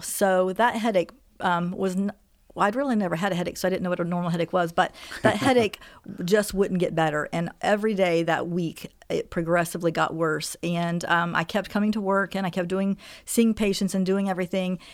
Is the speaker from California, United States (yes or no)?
no; Xenia, Ohio, United States; also born or lived in North Carolina; I'm from Xenia, Ohio